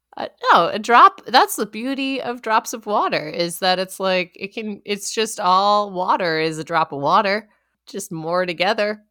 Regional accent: Erie Canal area, New York, United States; born or raised there

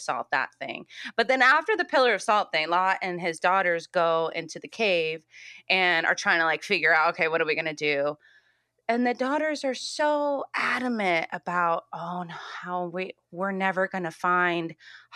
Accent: California, United States; We're from California too.

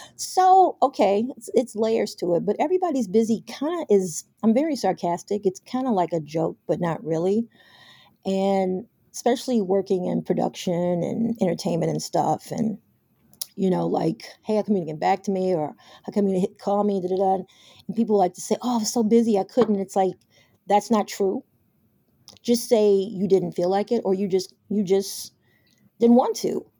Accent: Chicago, Illinois, United States; also born or lived in New York; I'm from Chicago, but I was living in New York

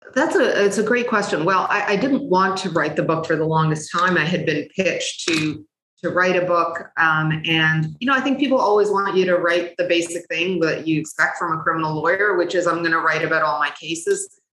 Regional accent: Canada; also born or lived in Cairo, Egypt; came to Canada with my family, and we settled here by the time I was about four.

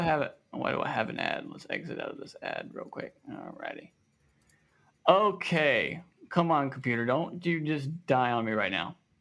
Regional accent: the South, United States; here in the South we say y'all

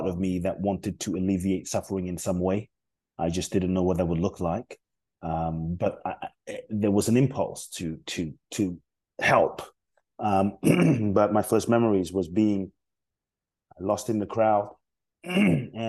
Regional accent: London, United Kingdom; born or raised there; also born or lived in Ghana

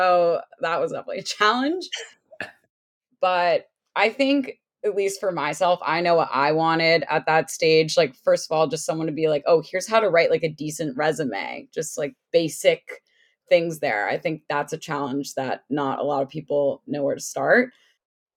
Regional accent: United States; also born or lived in Connecticut / Washington, D.C. / Ohio; I grew up in Connecticut and in DC

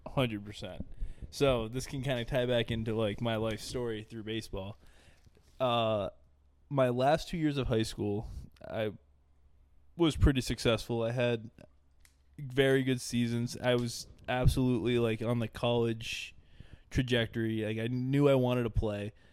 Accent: Dover, New Hampshire, United States; I'm from Dover, New Hampshire

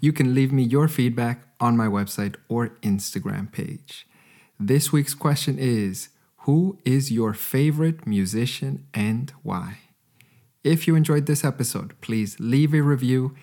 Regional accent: Edmonton, Alberta, Canada; born or raised there

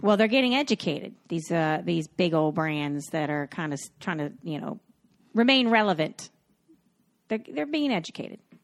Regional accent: Cocoa Beach, Florida, United States; I'm from Cocoa Beach, Florida

